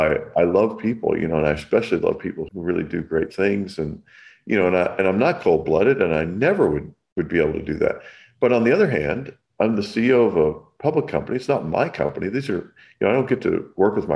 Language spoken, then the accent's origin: English; Kentucky, United States; now in California, United States; I grew up in the South in Kentucky